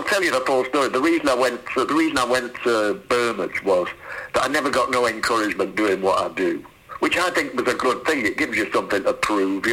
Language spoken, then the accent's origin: English; Salford, North West England, United Kingdom; I'm from Salford